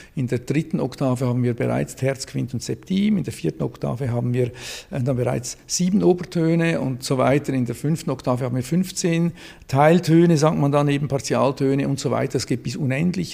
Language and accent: German; Zurich, Switzerland; now in Basel, Switzerland; ich bin aus Zürich ursprünglich